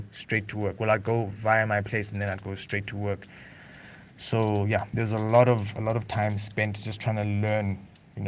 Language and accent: English; East London, Eastern Cape, South Africa; moved away as an adult; also born or lived in Lesotho / Uganda; I grew up in East London, in the Eastern Cape. I was there and right until matric